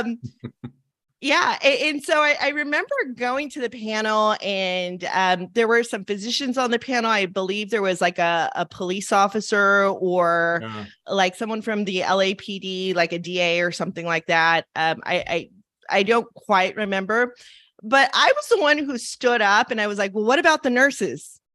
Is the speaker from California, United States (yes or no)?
yes; Los Angeles, California, United States; growing up in Los Angeles